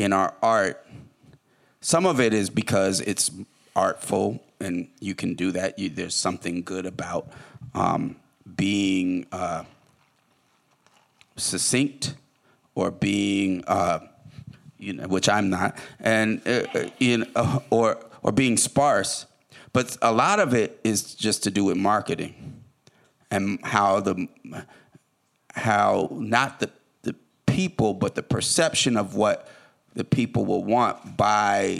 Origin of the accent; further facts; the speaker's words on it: Oakland, California, United States; also born or lived in Detroit; I'm from Oakland, it's a relatively small town